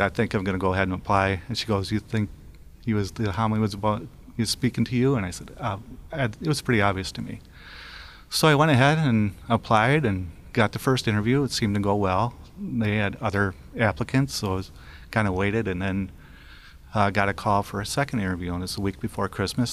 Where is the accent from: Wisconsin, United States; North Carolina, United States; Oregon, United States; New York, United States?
Wisconsin, United States; now in Minnesota, United States; my hometown in Wisconsin